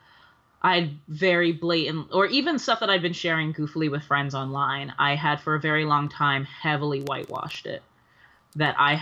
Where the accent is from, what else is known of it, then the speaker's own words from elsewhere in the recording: New York City, New York, United States; also born or lived in the Bronx, New York; I grew up mostly in Harlem, but, when my folks split, my dad moved up to Hunts Point, back when I was in, middle school. So like just Harlem and the Bronx